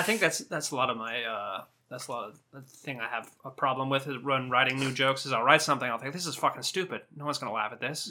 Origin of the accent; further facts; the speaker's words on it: Southern California, United States; accent: Southern California; I'm from Southern California